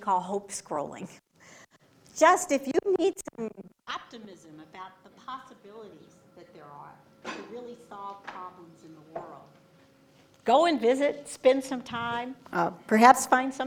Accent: Texas, United States; I'm a Texan.

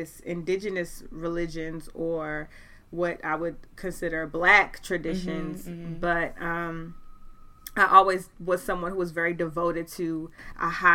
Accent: Baltimore, Maryland, United States; I'm from Baltimore, Maryland, born mm-hmm. and raised

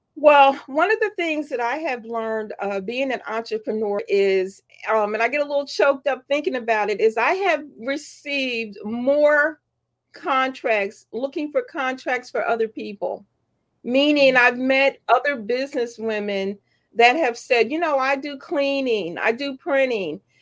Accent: Philadelphia, Pennsylvania, United States; born or raised there; also born or lived in Washington, Georgia

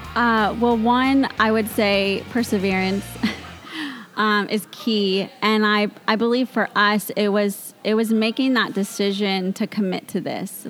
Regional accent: Mount Vernon, Washington, United States; I grew up in the Mount Vernon area, nice. born and raised. I've always lived there

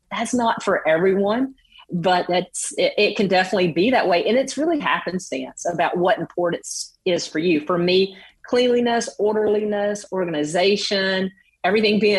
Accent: the South, United States; coming from the South.

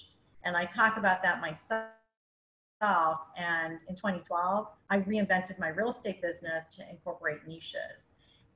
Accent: Canada; now in Florida, United States; I'm Canadian

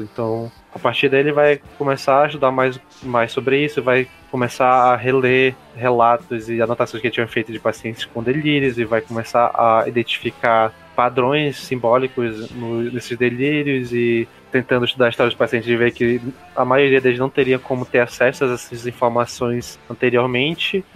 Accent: Amazonas, Brazil; accent: amazonense; a palavra que a gente consegue mais ver o sotaque amazonense é quando a gente fala sensação

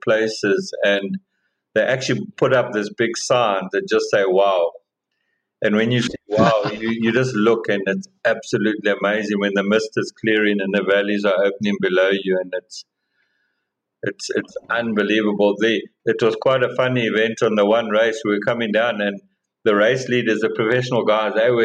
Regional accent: South Africa; as a South African

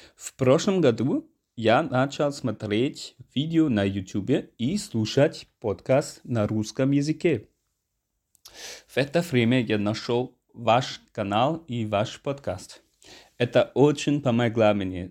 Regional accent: Germany; Russian is a second language; я из Германии

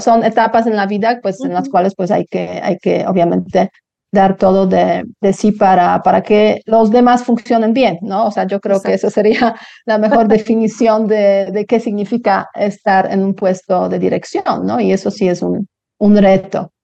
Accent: Poland; Spanish is a second language; moved away as an adult; now in Mexico City, Mexico; yo salí de Polonia, pues también cuando era muy joven, o sea, 21 años

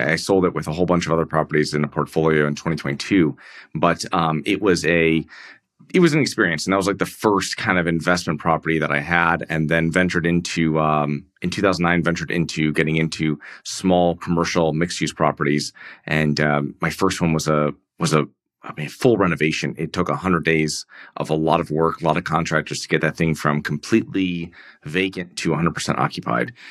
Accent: Connecticut, United States; I'm from, um, I'm from Connecticut, um, from a small town there

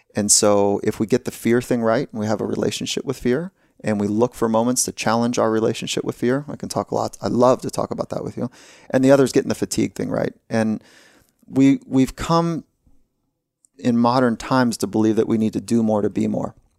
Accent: California, United States; I grew up here in California

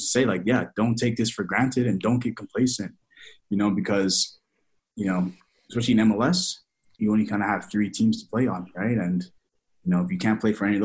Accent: Toronto, Ontario, Canada; my hometown

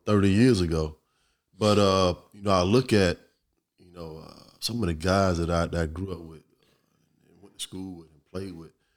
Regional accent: Virginia Beach, Virginia, United States; growing up in Virginia Beach

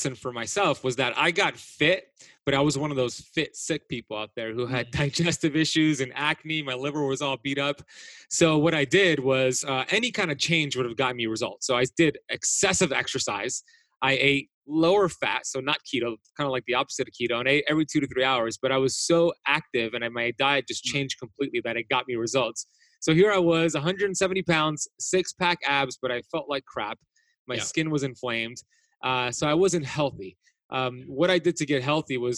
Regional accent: Miami Beach, Florida, United States; the crowd I grew up with in Miami Beach specifically

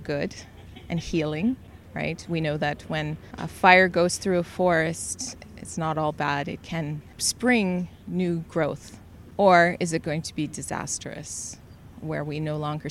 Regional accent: Selkirk, Manitoba, Canada; I'm from Selkirk, so that had a meaningful relationship with me because my father's family was part of Peguis First Nations

